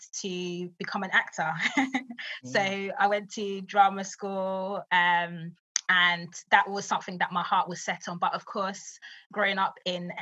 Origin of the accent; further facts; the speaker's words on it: London, United Kingdom; I grew up in East London, grew up in what they would call the hood